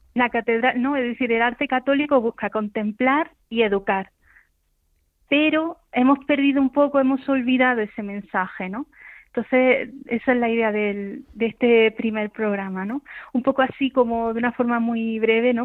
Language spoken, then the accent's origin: Spanish; Granada, Andalusia, Spain; Granada, porque es mi tierra